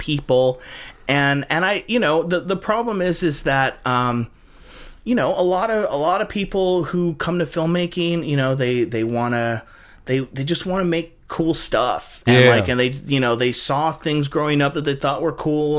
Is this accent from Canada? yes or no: no; United States; we're Americans, we live in a multiracial culture